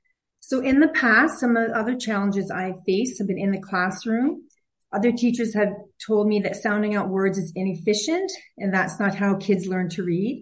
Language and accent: English; Newfoundland and Labrador, Canada; now in Yukon, Canada; I grew up in Newfoundland in a large chatty family. I've lived in the Yukon for close to 30 years